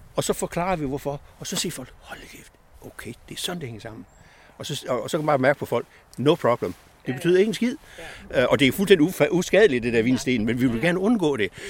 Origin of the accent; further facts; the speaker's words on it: West Jutland, Central Denmark Region, Denmark; moved away as an adult; vi er oprindeligt vestjyder